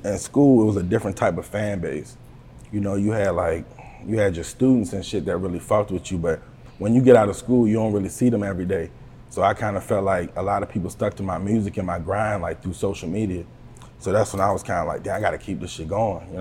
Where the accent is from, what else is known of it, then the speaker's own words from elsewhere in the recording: Buckingham, Virginia, United States; I'm from the Buck, you know what I mean? Buckingham, yeah. Virginia, 434, you know. That's where I come from